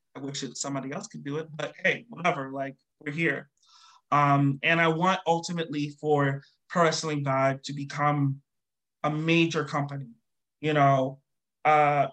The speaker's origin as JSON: {"language": "English", "town": "New York City", "region": "New York", "country": "United States", "said": "I'm from New York."}